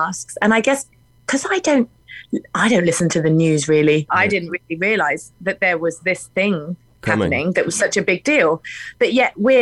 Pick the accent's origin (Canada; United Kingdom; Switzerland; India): United Kingdom; England; moved away as an adult; now in Nashville, United States; I am English